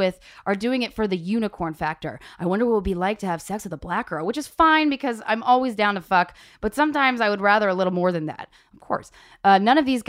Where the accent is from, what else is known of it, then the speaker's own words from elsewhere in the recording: southern Virginia, United States; moved away; I grew up 10 years in Virginia, mm-hmm. in like South Virginia